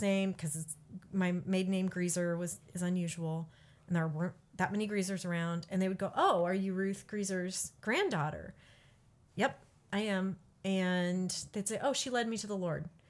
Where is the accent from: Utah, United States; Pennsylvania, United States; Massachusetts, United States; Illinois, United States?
Illinois, United States; Peoria; also born or lived in Michigan; now in Kansas, United States; I grew up in Peoria, Bartonville, Illinois.